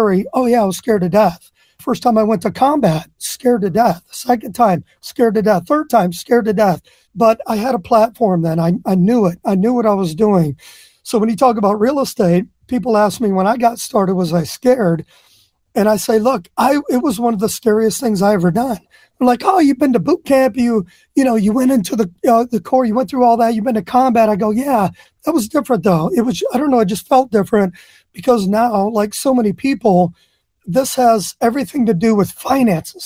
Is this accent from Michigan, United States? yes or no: yes; Flint, Michigan, United States; I was born and raised in Flint, Michigan.